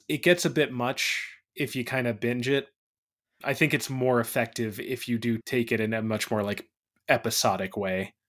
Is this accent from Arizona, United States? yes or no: yes; Phoenix, Arizona, United States; moved away; I was born in Phoenix